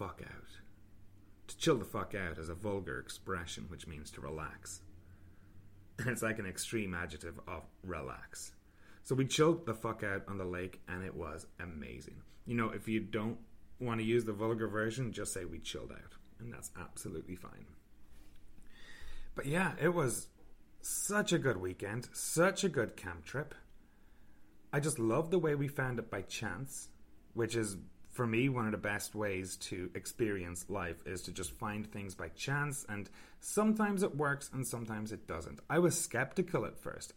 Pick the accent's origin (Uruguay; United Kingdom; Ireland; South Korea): Ireland; moved away; I'm originally from Ireland